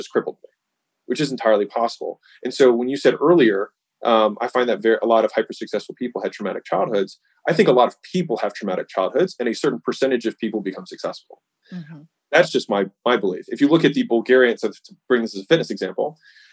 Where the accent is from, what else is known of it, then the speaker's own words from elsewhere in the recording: United States; I was born in the United States